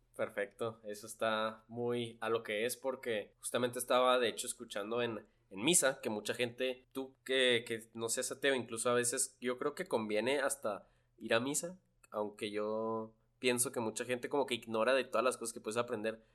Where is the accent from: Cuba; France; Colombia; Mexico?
Mexico; Chihuahua; me presentaba como mexicano, que ¿de dónde? Lo Chihuahua